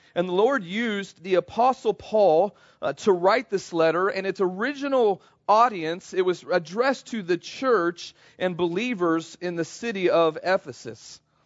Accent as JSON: {"language": "English", "town": "Kansas City", "country": "United States", "tie": "born or raised there", "said": "I grew up in Kansas City, spent most of my life there"}